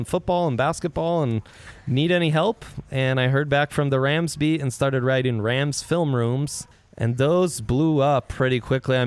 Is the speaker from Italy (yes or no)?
yes; Italy; moved away as an adult; also born or lived in Lakewood, Colorado; now in Colorado, United States; I grew up in Italy. That's where my dad's from. But my mom's from here in Lakewood